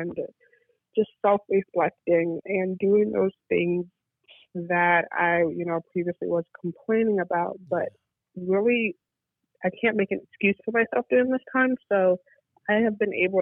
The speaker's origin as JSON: {"language": "English", "region": "Michigan", "country": "United States", "moved": "as an adult", "lives_now": "Chicago, United States", "said": "I am from Michigan, but now living in Chicago, and it's been a year and a half."}